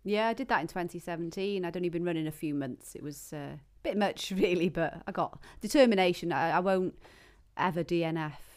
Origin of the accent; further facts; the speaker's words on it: Penmachno, Wales, United Kingdom; I grew up in Pamachnoch.